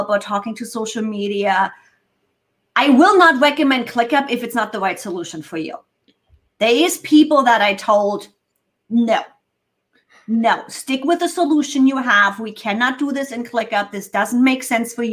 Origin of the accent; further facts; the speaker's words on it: Germany; first language German; English is a second language; moved away as an adult; now in United States; I'm native German